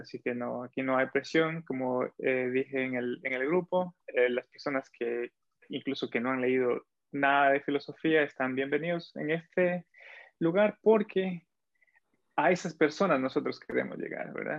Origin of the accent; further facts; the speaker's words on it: Ecuador; soy de Ecuador